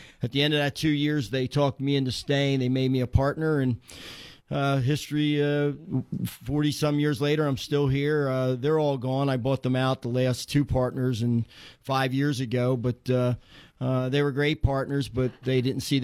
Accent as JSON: {"language": "English", "town": "Horsham", "region": "Pennsylvania", "country": "United States", "tie": "born or raised there", "said": "I worked in a small club in Horsham, Pennsylvania, my hometown."}